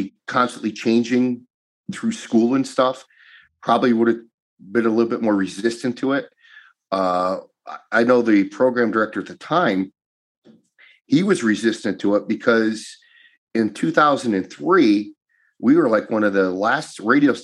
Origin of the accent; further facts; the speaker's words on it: Duryea, Pennsylvania, United States; growing up in Duryea